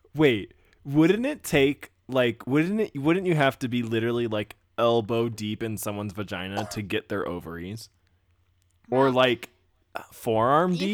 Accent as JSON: {"language": "English", "region": "Texas", "country": "United States", "tie": "born or raised there", "said": "I'm from Texas"}